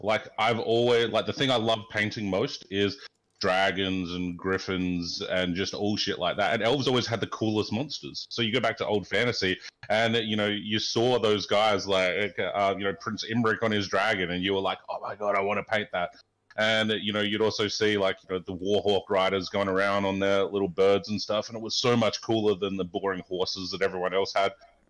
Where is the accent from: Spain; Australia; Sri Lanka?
Australia; Adelaide, South Australia; also born or lived in Sydney, Australia / Auckland, New Zealand / Malmo, Sweden / Canada; now in Chicago, United States; So I grew up in Adelaide, Australia, but I've lived in Sydney, I've lived in Auckland, New Zealand, I've lived in Malmo, Sweden, I've lived in Canada for a while, and now I'm living here in Chicago.